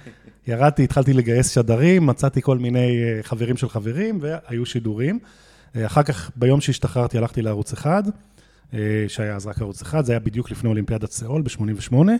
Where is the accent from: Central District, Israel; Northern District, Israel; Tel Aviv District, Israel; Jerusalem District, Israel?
Jerusalem District, Israel; Jerusalem; אני ירושלמי